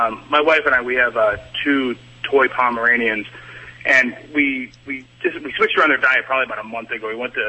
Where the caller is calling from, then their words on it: Norfolk, Virginia, United States; Norfolk, Virginia.